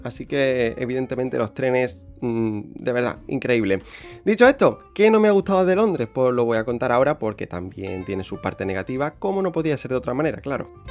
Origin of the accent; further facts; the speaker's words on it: about 90 km from Seville, Andalusia, Spain; moved away as an adult; now in London, United Kingdom; voy a vivir creo que una temporada en, mi pueblo, donde, donde nací y demás, donde he, llevado, donde he pasado 23 años de mi vida